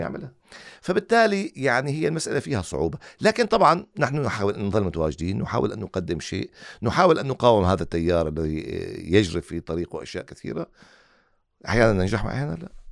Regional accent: Syria; now in Qatar; وأنا خارج قطر يعني أنا سوري

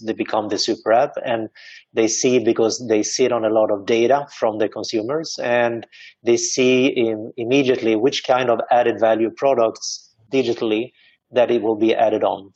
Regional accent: Sweden; now in Dubai, United Arab Emirates; I am originally from Sweden.

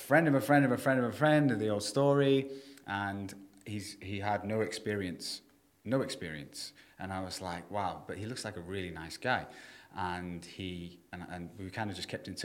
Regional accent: Prestatyn, Wales, United Kingdom; also born or lived in Thailand; now in Dubai, United Arab Emirates; my hometown in North Wales, you know, 40,000 people or whatever.

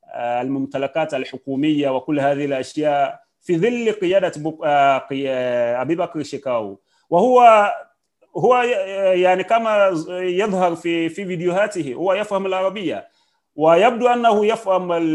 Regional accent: Nigeria; أنا كمواطن نيجيري

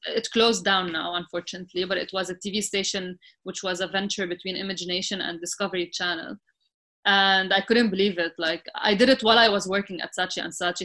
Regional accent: Sidon, South Governorate, Lebanon; moved away as an adult; now in Dubai, United Arab Emirates; i grew up in, in Sidon, which, was, which is like a small city in Lebanon.

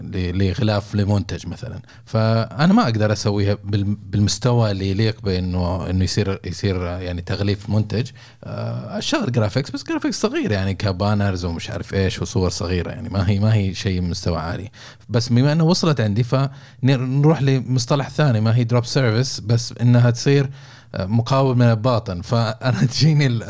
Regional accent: Saudi Arabia; عندنا في السعوديه

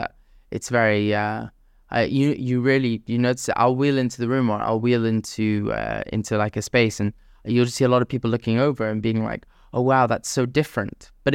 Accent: Jeddah, Makkah Province, Saudi Arabia; Growing up in the Middle East, especially in Jeddah, it's all about like your reputation in lots of ways.

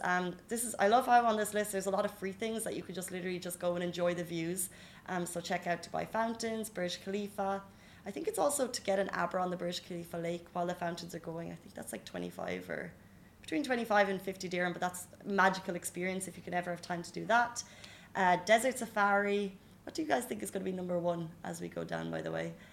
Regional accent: Ireland; now in UAE; we're Irish

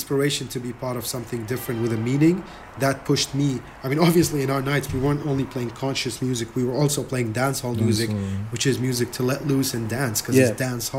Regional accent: Iraq; I'm from Iraq, but I'm gonna rock this party and let you smile throughout the night

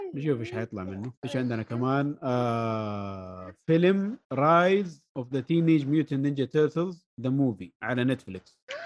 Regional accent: Saudi Arabia; عندنا في السعوديه

